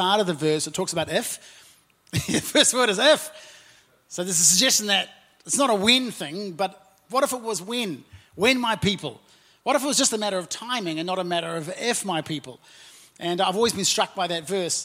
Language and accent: English; Auckland, New Zealand; also born or lived in Napier; I'm from South Auckland, very proudly from South Auckland, and my wife and I were born and raised there